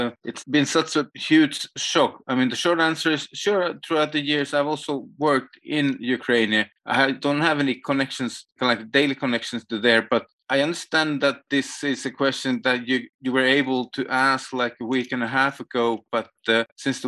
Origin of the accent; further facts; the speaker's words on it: Finland; moved away as an adult; now in Berlin, Germany; I am from Finland and still active there, even if I live with a family in Berlin